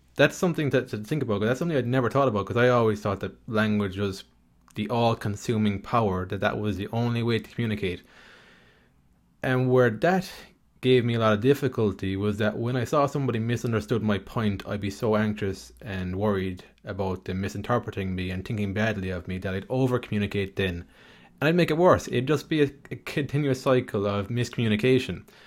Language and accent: English; Ireland; I grew up in Ireland